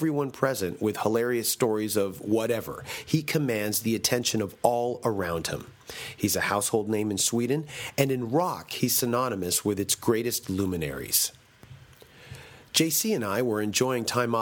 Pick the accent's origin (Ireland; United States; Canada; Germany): Canada; Toronto, Ontario; Toronto is my hometown